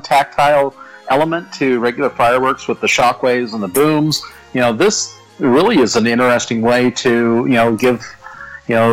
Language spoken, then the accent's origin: English; Phoenix, Arizona, United States; here in my hometown in Phoenix